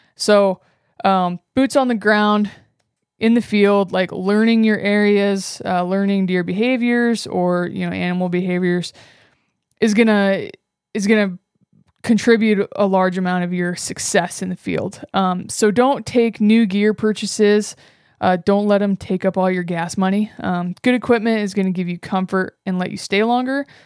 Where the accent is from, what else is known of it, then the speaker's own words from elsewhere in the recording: Northwest Nebraska, United States; moved away as an adult; also born or lived in Wyoming; I grew up in Northwest Nebraska on my family's cattle ranch